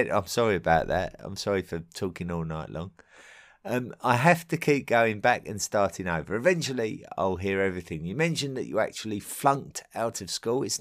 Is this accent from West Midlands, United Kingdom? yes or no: no; Essex, East of England, United Kingdom; accent: southeast England; as an Essex boy uh, from the county that neighbours London, um, my accent, my true accent, is very much reflective of uh, my local area. So it's very, much a, a southeast England accent.